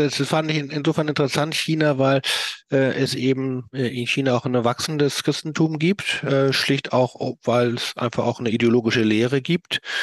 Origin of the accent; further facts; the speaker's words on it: Hamburg, Germany; ich komme ja aus Hamburg